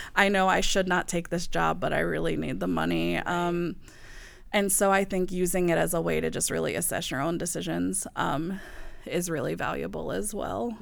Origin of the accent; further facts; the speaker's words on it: the South, United States; moved away; also born or lived in the Midwest; growing up in the South